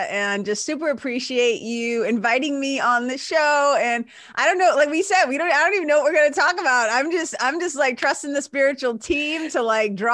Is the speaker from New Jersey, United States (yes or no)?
yes; New Jersey, United States